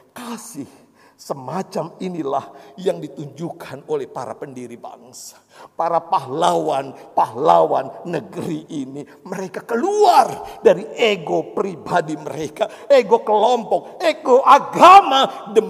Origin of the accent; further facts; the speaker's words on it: Java, Indonesia; Seperti saya orang Jawa yang jatuh cinta pada orang Batak istri saya.